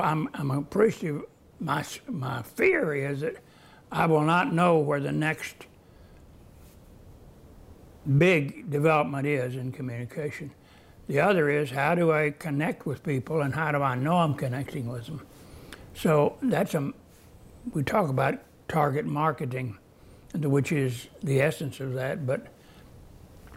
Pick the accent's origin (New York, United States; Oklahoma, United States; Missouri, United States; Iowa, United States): Oklahoma, United States; I grew up in Oklahoma